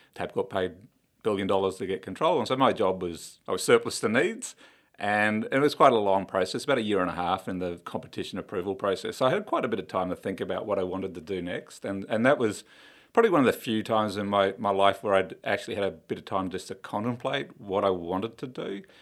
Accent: Queensland, Australia; I'm a Queenslander through and through

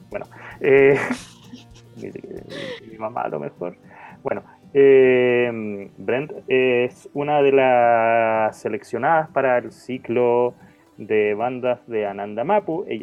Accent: Antón Lizardo, Veracruz, Mexico; de Anton Lizardo

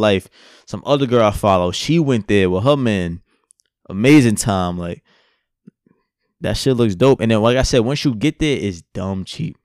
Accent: United States; I'm American

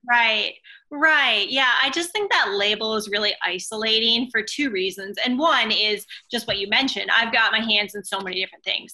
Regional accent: Minnesota, United States; also born or lived in Oregon; now in California, United States; I grew up in Minnesota and then lived in Oregon

